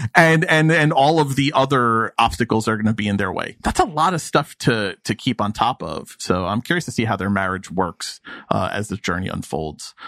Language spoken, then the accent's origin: English; New York, United States; I, am a New Yorker from 2021